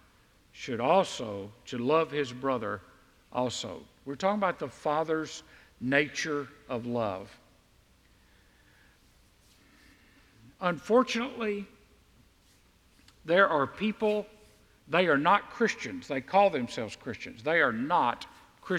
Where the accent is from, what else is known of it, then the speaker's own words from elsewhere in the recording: the South, United States; we in the South